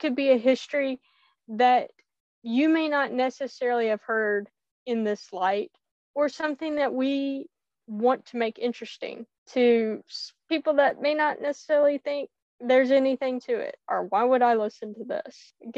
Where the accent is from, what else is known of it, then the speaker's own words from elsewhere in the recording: Texas, United States; also born or lived in Louisiana; now in Tennessee, United States; I was born in Louisiana, raised in Texas, and now I'm in good old Rocky Top.